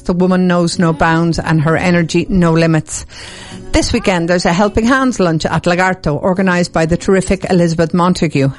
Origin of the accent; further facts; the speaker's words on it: Dublin, Leinster, Ireland; I'm from Dublin